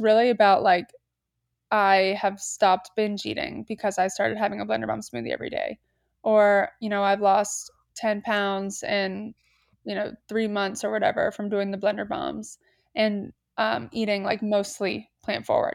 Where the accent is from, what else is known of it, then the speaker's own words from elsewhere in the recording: Atlanta, Georgia, United States; moved away as an adult; also born or lived in Columbia, South Carolina; now in Charleston, United States; I am from Atlanta, Georgia